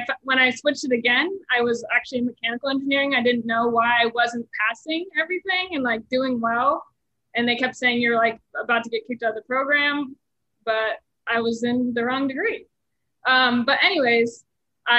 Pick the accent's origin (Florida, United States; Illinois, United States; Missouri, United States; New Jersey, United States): Florida, United States; New Smyrna Beach; moved away as an adult; now in Wilmington, United States; I grew up in New Smyrna Beach, Florida